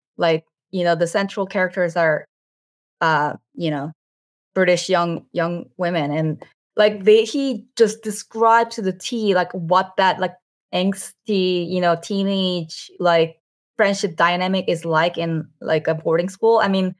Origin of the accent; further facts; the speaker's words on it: United States; Like, I never expected that would ever be the case when I was a teenager growing up in America.